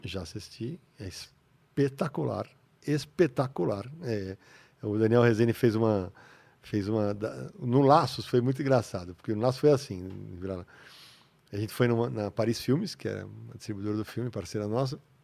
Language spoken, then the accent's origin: Portuguese; São Paulo, Brazil; Eu sou da Moca